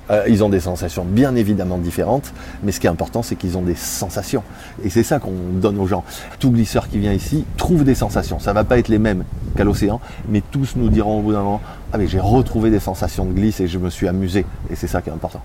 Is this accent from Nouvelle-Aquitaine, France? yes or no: yes; Bordeaux, Nouvelle-Aquitaine, France; on est de Bordeaux